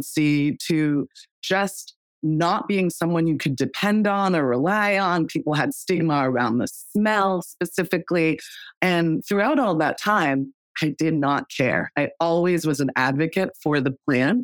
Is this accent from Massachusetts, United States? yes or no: yes; Massachusetts, United States; as a Black woman, first generation, growing up in Massachusetts